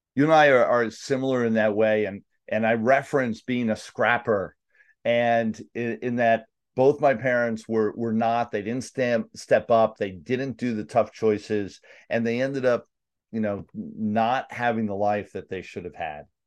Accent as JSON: {"language": "English", "town": "New York City", "region": "New York", "country": "United States", "tie": "born or raised there", "said": "New York, Staten Island"}